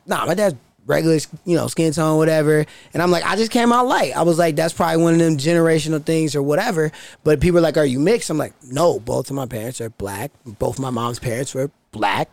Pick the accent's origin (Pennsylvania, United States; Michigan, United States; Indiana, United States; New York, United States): Indiana, United States; moved away as an adult; now in Utah, United States; I'm from Indiana. You know, I've been out here four years. I'm not from Utah